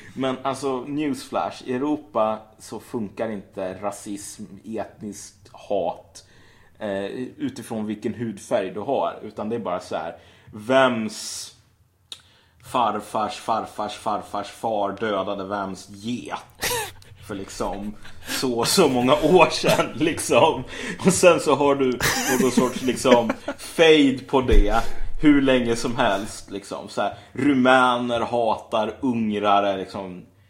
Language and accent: Swedish; Sweden; vi är svenskar, vi som bor i Sverige och har svenskt medborgarskap och typ talar svenska, kallar oss själva svenskar